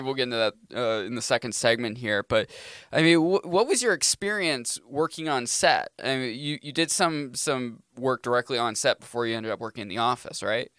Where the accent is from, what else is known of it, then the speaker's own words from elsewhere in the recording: Maine, United States; moved away as an adult; now in New Hampshire, United States; I'm a Mainer. It's like, I grew up in Maine